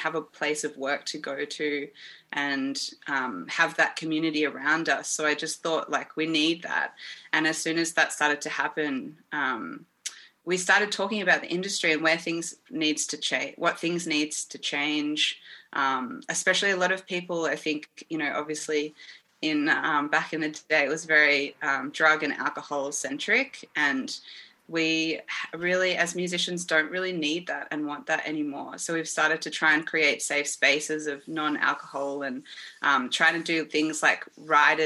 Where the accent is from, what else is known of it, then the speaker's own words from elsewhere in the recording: Melbourne, Victoria, Australia; I'm a musician from Melbourne. I've always been here, probably always will.